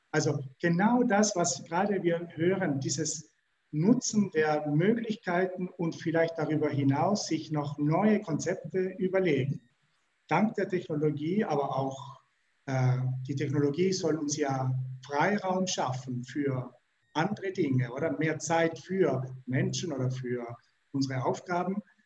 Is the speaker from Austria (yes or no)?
no; Switzerland; wir als Schweizer